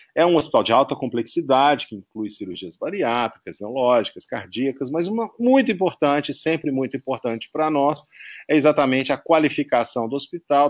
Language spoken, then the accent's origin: Portuguese; Belo Horizonte, Minas Gerais, Brazil; sou mineiro e apaixonado pela capital. Uh, onde nasci